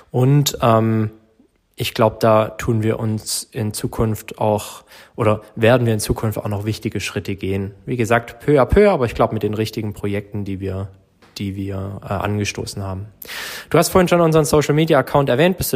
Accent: Herrenberg, Baden-Württemberg, Germany; ich bin jetzt seit 2018 wieder in Herrenberg und davor bin ich 22 Jahre in Herrenberg geboren und aufgewachsen

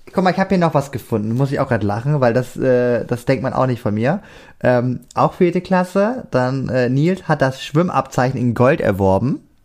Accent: Germany; ich bin aus Deutschland

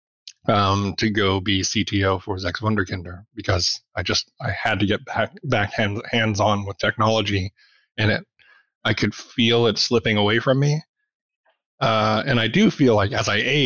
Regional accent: Arkansas, United States; moved away as an adult; also born or lived in Memphis, Tennessee / Kentucky / India / Colorado; I grew up in Arkansas

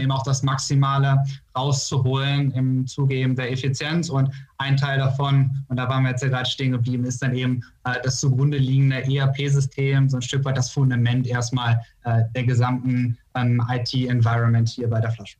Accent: North Rhine-Westphalia, Germany; moved away as an adult; also born or lived in Austin, Texas / Vallendar; now in Münster, Germany; ich bin äh, gebürtiger Niederrheiner, da komme ich her, bin ich aufgewachsen

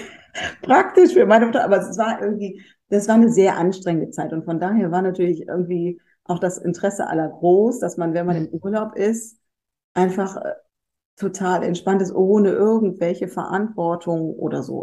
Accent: North Rhine-Westphalia, Germany; ich bin halt am Niederrhein aufgewachsen, in einem kleinen Dorf

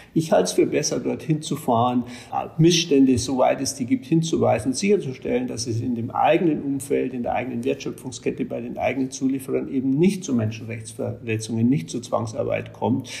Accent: Germany; als Deutsche

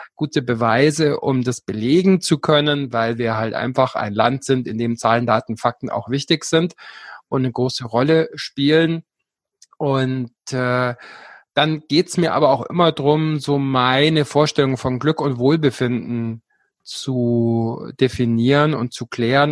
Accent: Allgäu, Bavaria, Germany; now in Garmisch-Partenkirchen, Germany; ich komme ursprünglich aus dem Allgäu

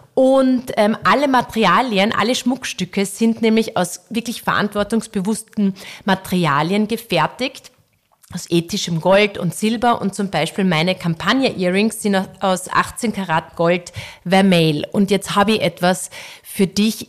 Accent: Wörthersee, Carinthia, Austria; moved away; wir sind ja jetzt am Wörthersee, also wir sind ja hier auf, auf Sommerfrische, also in meiner alten

